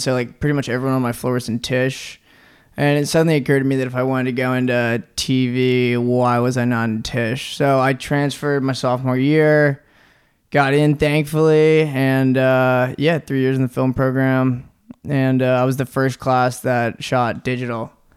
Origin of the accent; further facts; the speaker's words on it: Norfolk, Virginia, United States; moved away as an adult; also born or lived in New York; now in Los Angeles, United States; I'm from Virginia. I'm from Norfolk, Virginia.